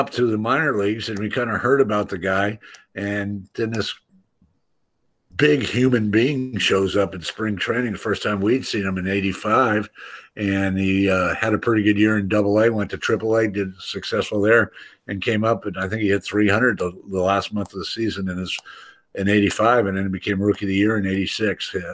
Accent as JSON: {"language": "English", "town": "Oakland", "region": "California", "country": "United States", "tie": "born or raised there", "said": "I knew Dave from growing up in Oakland a little bit."}